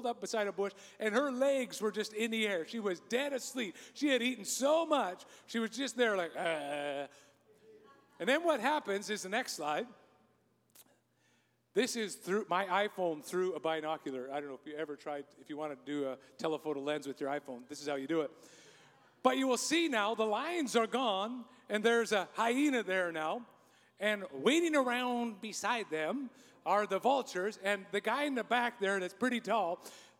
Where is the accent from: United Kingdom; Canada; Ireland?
Canada; I'm a Canadian